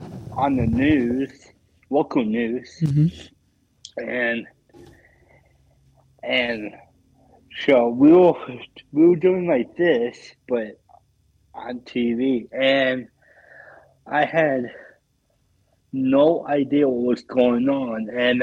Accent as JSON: {"language": "English", "town": "Philadelphia", "region": "Pennsylvania", "country": "United States", "tie": "born or raised there", "said": "my hometown, Philadelphia Eagles"}